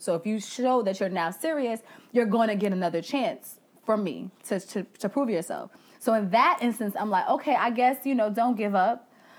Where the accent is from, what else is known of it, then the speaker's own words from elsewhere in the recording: Bronx, New York, United States; I am from the Bronx.